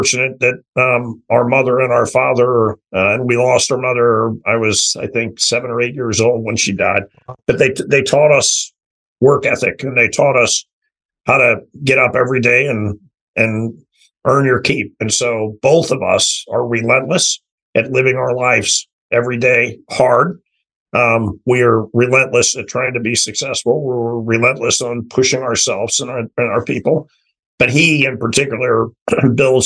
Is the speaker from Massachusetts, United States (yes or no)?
no; St. Louis, Missouri, United States; moved away; also born or lived in Los Angeles / Toronto; I grew up in St. Louis, six brothers and sisters.